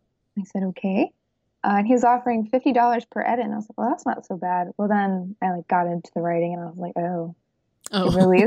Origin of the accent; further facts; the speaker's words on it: New York, United States; moved away as an adult; also born or lived in Michigan; And I was born in New York, in a rural farm town, but I go between New York and Michigan. And I've been doing that for like the last 4 years.